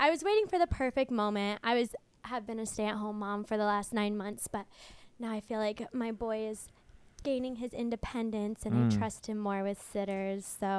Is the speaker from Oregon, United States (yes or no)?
no; Coachella Valley, California, United States; I grew up in the Coachella Valley